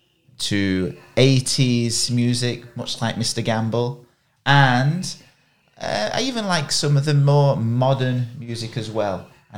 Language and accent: English; Charlesworth, East Midlands, United Kingdom; now in Taiwan; I'm from up north. So I'm next to Manchester. I live in Derbyshire. And I live in a small village just on the edge of the Peak District called Charlesworth.